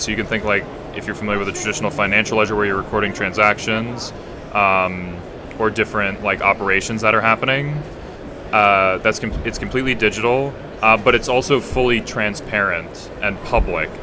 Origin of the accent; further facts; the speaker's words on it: United States; I'm from the United States